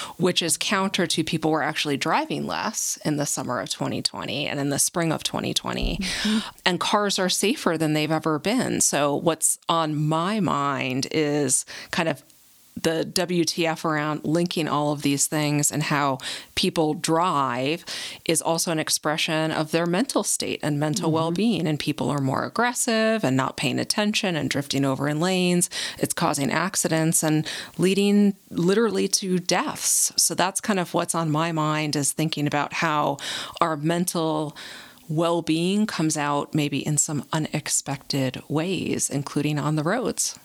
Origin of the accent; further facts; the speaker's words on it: New Jersey, United States; now in New Mexico, United States; I didn't choose uh, to be born and raised in New Jersey